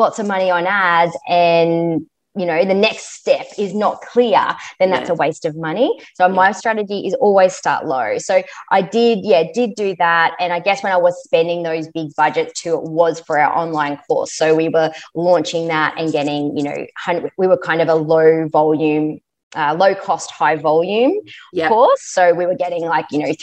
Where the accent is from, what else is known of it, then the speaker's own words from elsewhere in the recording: Queensland, Australia; we're from Queensland